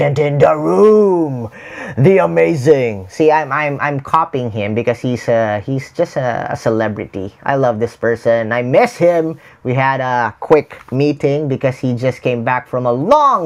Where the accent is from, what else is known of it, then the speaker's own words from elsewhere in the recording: Philippines; English is a second language; I'm a Filipino. I speak, English is not my first language, but the tribe that is around me is outside the Philippines.